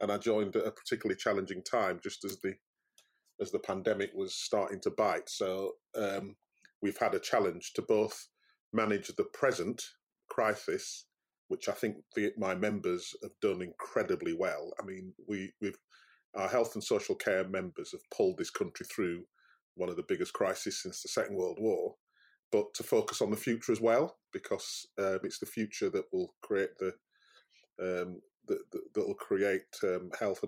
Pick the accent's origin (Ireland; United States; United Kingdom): United Kingdom; Yorkshire and the Humber; I'm very proud of being a Yorkshireman. I love Yorkshire, and I like Yorkshire people, and they are different.